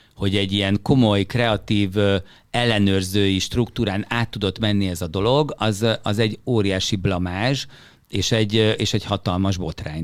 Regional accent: Hungary; moved away as an adult; Magyarországban, Magyarországból jöttem

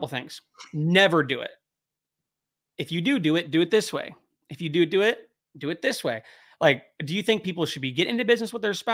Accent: California, United States; moved away; we're from California

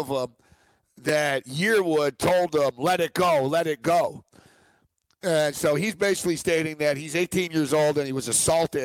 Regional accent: Montreal, Quebec, Canada; moved away; my hometown of Montreal

